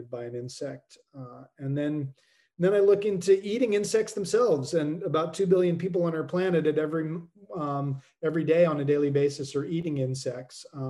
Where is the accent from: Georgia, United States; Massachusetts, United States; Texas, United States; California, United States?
Massachusetts, United States; Woods Hole; my hometown at the Marine Biological Laboratory in Woods Hole